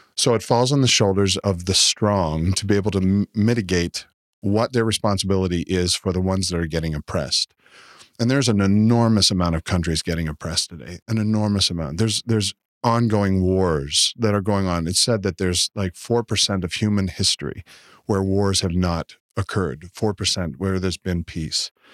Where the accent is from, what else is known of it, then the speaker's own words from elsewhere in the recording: Canada; now in United States; I'm from Canada, and so we're fortunate enough to live beside America.